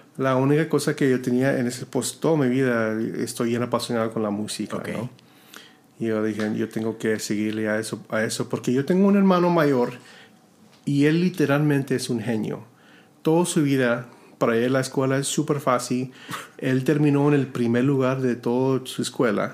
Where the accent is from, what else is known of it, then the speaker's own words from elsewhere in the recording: Robstown, Texas, United States; Spanish is a second language; yo vengo de una ciudad que se llama Robstown, Texas